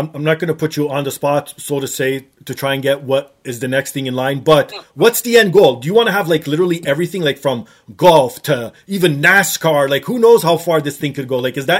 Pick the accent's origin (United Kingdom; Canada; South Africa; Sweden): Canada; being Canadian